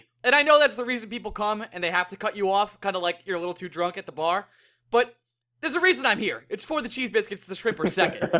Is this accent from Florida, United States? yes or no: no; Bay Shore, New York, United States; Bayshore, my hometown